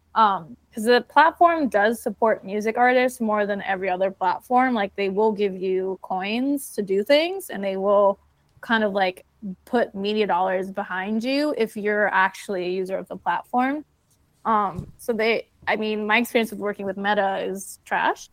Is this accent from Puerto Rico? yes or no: yes; Puerto Rico; I'm from Puerto Rico